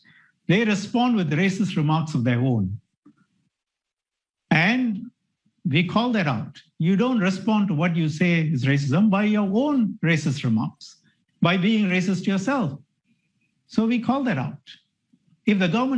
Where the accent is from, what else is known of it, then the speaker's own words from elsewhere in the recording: Singapore; We are, as Singaporeans